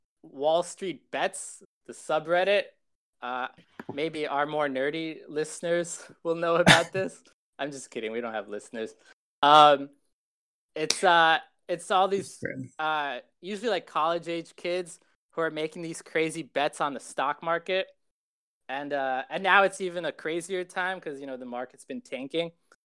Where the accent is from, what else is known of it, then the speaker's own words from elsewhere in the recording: Israel; born there; I was born in Israel.